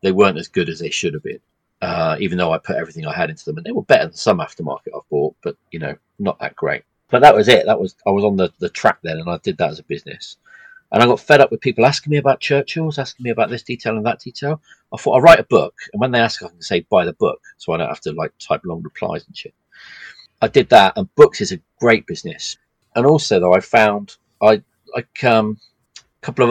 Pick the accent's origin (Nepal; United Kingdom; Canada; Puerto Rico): United Kingdom; England; I'm English